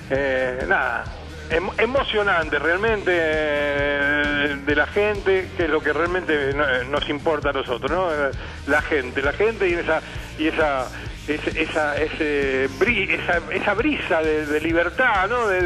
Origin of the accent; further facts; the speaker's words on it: Argentina; los únicos tranquilos somos nosotros, los argentinos, los uruguayos.